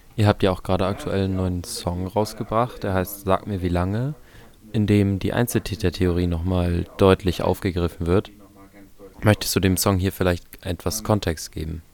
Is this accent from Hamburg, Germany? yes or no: yes; Hamburg, Germany; als Hamburger